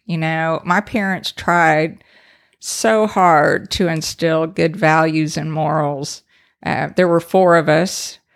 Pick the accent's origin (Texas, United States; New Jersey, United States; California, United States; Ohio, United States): Texas, United States; Brenham; accent: Texas; also born or lived in Allen, Texas; I grew up in the home of the three Bs